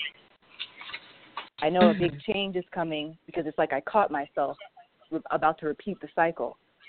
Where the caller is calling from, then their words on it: Maryland, United States; I'm calling from Maryland.